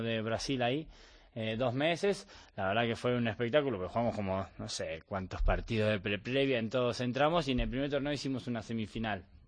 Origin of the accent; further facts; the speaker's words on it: Bahía Blanca, Buenos Aires Province, Argentina; moved away as an adult; now in Spain; yo soy de Bahía Blanca, que a 700 kilómetros de Buenos Aires